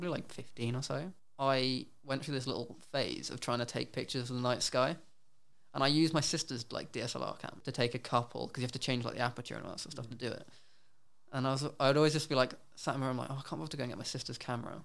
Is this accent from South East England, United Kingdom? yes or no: yes; Surrey, South East England, United Kingdom; moved away as an adult; now in Brighton, United Kingdom; I grew up in a small village in Surrey. The only time I moved house was across to the other side of the village.